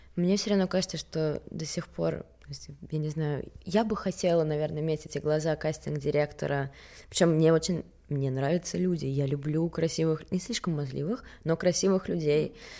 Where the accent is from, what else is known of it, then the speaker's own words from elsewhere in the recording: Stockholm, Stockholm County, Sweden; moved away as an adult; also born or lived in Russia / Paris, France; now in Moscow, Russia; я родилась в Стокгольме. Угу. И я училась в России четыре начальных класса, и потом мы переехали обратно с мамой и сестрой